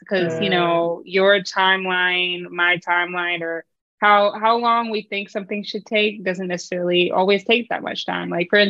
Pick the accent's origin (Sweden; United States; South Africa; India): United States; North Carolina; also born or lived in Philippines / Virginia; now in Maryland, United States; I grew up in North Carolina, also the Philippines a little bit, and then I went to school in Virginia.